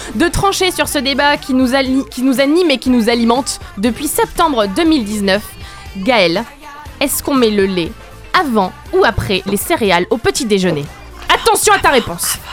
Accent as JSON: {"language": "French", "country": "France", "said": "on est français"}